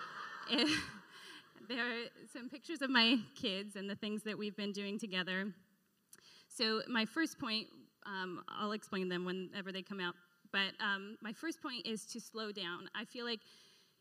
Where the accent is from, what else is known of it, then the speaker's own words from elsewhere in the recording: the Northwest, Pacific Northwest, United States; now in Florida, United States; I grew up in the Northwest